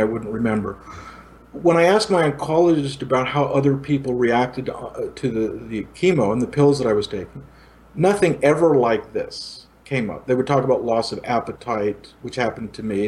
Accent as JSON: {"language": "English", "country": "Italy", "tie": "born or raised there", "also_born_or_lived": "India", "moved": "yes", "lives_now": "Los Angeles, United States", "said": "I grew up in Italy post-war."}